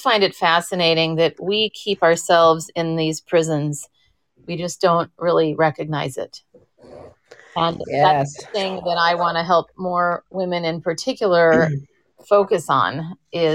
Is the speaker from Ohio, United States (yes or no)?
no; Minneapolis, Minnesota, United States; now in San Francisco, United States; growing up in Minnesota, it was very much I was just trying to be a compliant little girl